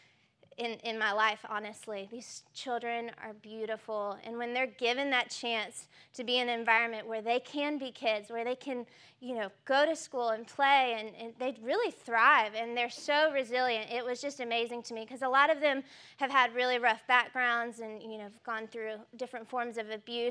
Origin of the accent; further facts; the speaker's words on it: Newnan, Georgia, United States; I'm from Noonan